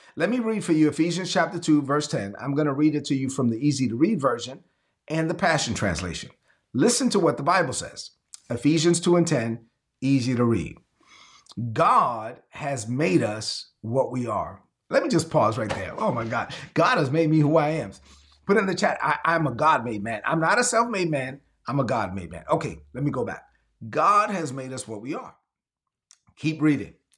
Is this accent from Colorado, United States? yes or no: no; New York City, New York, United States; When I was growing up in Brooklyn, I'm Dominican. I'm the first of my family born in, in this country